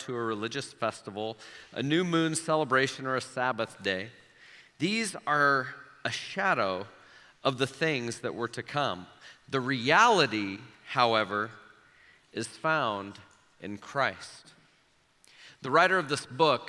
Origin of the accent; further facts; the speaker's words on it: Omaha, Nebraska, United States; when I was 6, 7, 8 years old, growing up in Omaha